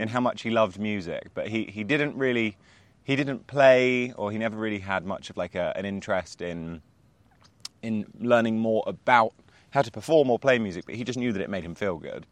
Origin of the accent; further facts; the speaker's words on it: Spain; I grew up in Spain